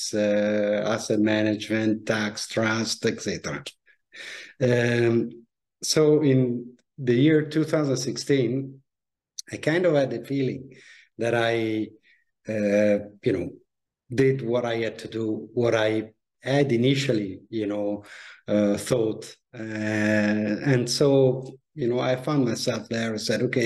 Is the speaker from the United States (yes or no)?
no; Italy; moved away as an adult; also born or lived in Milan, Italy / Paris, France / London, United Kingdom; I grew up in Italy, studied at the business schools in Milan